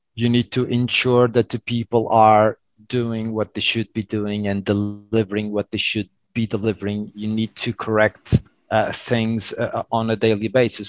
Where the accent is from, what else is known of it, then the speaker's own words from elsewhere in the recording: Madeira Island, Portugal; English is a second language; moved away; also born or lived in Lisbon, Portugal; I was born in Portugal in Madeira Island